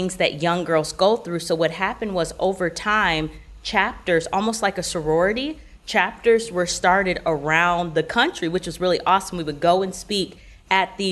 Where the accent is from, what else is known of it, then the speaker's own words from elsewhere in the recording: Grand Rapids, Michigan, United States; moved away as an adult; now in Orlando, United States; I did grow up in Michigan. I'm originally from Grand Rapids, went to Michigan State University, and then once I graduated from college, I ended up moving down to Florida.